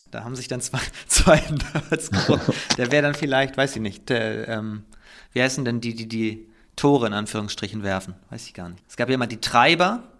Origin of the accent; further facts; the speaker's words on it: Northern Germany, Germany; ich komme ja aus Norddeutschland